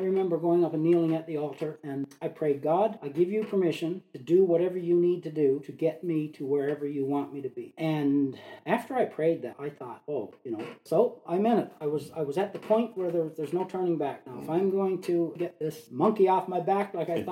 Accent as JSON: {"language": "English", "region": "Newfoundland and Labrador", "country": "Canada", "tie": "born or raised there", "also_born_or_lived": "Fort McMurray", "moved": "as an adult", "said": "born and raised in Newfoundland"}